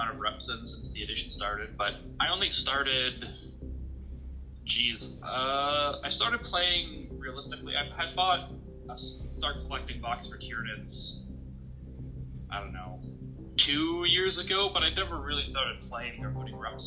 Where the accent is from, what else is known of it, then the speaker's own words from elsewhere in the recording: Espanola, Ontario, Canada; now in Sudbury, Canada; I'm from Espanola originally. So basically Sudbury